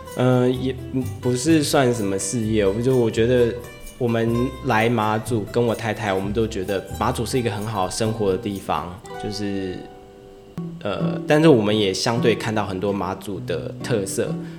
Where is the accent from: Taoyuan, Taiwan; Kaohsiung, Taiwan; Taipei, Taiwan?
Taoyuan, Taiwan; moved away as an adult; now in Matsu, Taiwan; 我们是在桃园出生的当地人